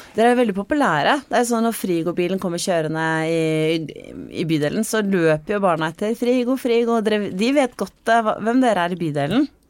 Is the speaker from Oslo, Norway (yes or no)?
no; Vestfold, Norway; Jeg er jo fra, fra Vestfold, sånn som deg